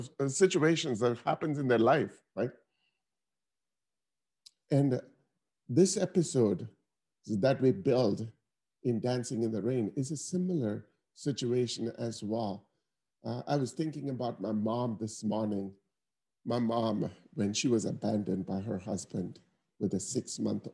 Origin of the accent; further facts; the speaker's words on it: Chennai, Tamil Nadu, India; now in United States; I was able to grow up from that country to come here to become a senior vice president at Bank of America